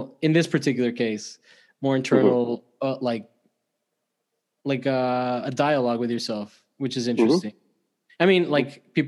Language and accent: English; Miami, Florida, United States; moved away; I'm from Miami